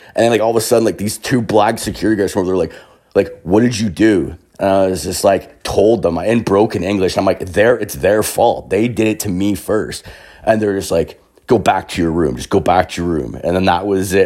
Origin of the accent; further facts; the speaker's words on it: Canada; I'm fucking Canadian